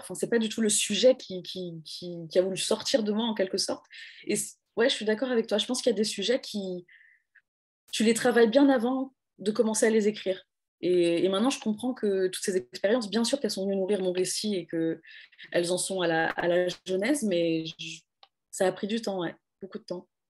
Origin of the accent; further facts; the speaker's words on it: France; moi je suis française